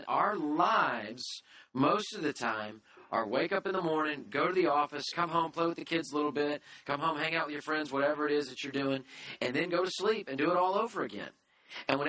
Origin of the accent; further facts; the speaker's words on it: United States; I'm an American